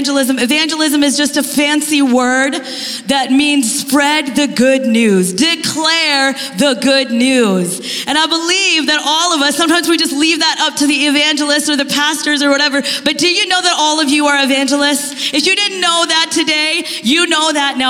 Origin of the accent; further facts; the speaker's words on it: Kansas, United States; moved away as an adult; now in Bellevue, United States; We're Midwest people. I'm from Kansas